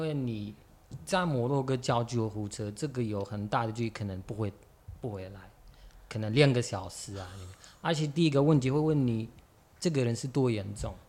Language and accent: Chinese; Morocco; Chinese is a second language; moved away as an adult; now in Taiwan; 我来自摩洛哥